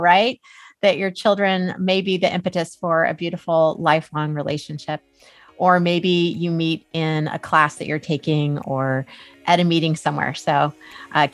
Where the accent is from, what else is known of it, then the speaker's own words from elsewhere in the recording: Fairbanks, Alaska, United States; We are from Fairbanks